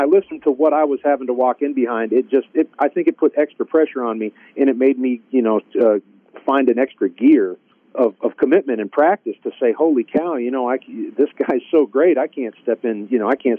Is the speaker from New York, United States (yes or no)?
no; Vermont, United States; moved away as an adult; now in Virginia, United States; I grew up in Vermont